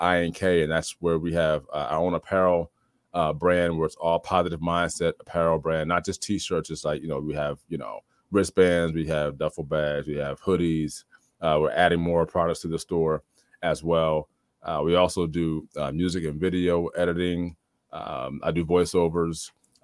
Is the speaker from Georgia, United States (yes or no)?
no; Trenton, New Jersey, United States; moved away as an adult; born and raised in Trenton, New Jersey